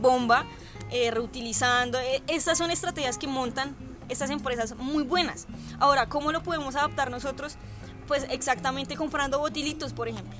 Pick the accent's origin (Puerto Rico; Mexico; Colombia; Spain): Colombia; nosotros como colombianos